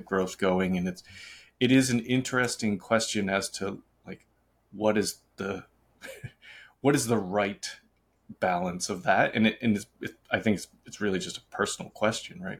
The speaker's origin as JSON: {"language": "English", "town": "Boston", "region": "Massachusetts", "country": "United States", "also_born_or_lived": "Charlotte", "moved": "yes", "lives_now": "Los Angeles, United States", "said": "I'm from Boston"}